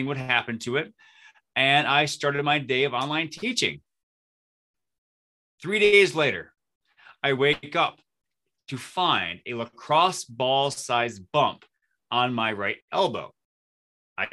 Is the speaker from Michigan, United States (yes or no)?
yes; Flint, Michigan, United States; moved away as an adult; now in New Ulm, United States; I grew up in the Flint, Michigan area. And in 2002, I moved to New Ulm, Minnesota